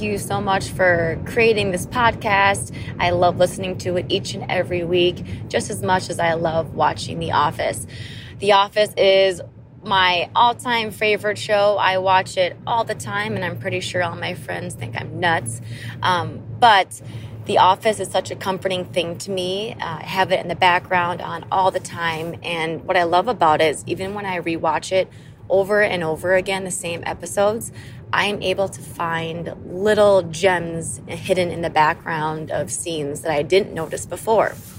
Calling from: Madison, Wisconsin, United States; I am calling from Madison, Wisconsin

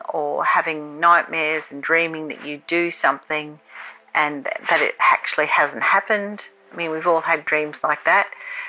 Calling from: Australia; I'm calling from Australia.

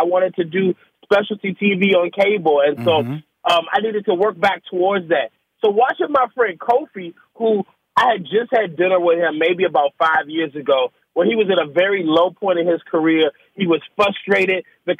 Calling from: Washington, District of Columbia, United States; Man, I'm home in Washington D.C.

